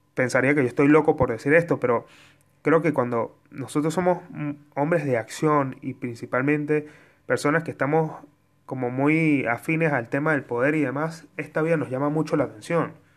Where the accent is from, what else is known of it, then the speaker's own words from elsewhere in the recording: Mérida, Venezuela; de Mérida, de donde yo soy